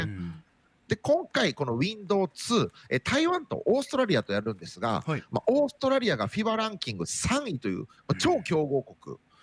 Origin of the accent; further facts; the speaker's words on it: Nara, Japan; moved away; also born or lived in Okinawa; 僕も奈良県出身